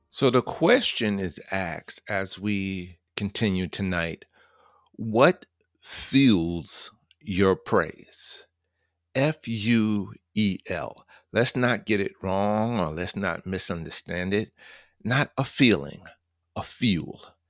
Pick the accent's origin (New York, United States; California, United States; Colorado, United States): New York, United States; New York City; I'm from New York, born and raised stomping grounds of Queens, Manhattan, the Bronx, Long Island